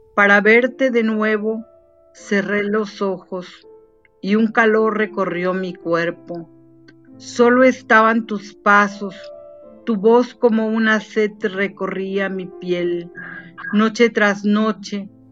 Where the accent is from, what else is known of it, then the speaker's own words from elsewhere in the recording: Chiapas, Mexico; Puerto Arista es una playa aquí chiapaneca para recordar un poco también eh, algo de mi tierra